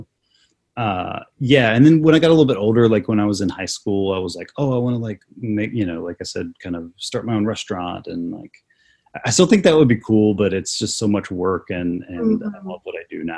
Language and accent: English; North Carolina, United States; moved away as an adult; also born or lived in Wilmington, North Carolina; now in Kansas, United States; I grew up in North Carolina and I went to college there as well